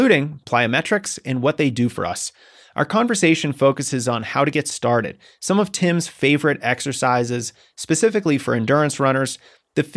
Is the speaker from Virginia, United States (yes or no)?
no; Massachusetts, United States; my home state of Massachusetts